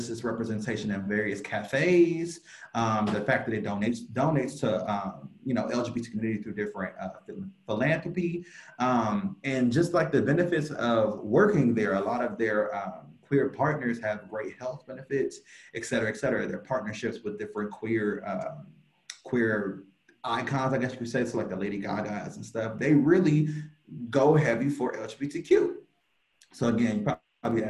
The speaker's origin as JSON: {"language": "English", "town": "Cleveland", "region": "Ohio", "country": "United States", "said": "I'm from Cleveland, Ohio. Oh, yeah, I got to rep my 216"}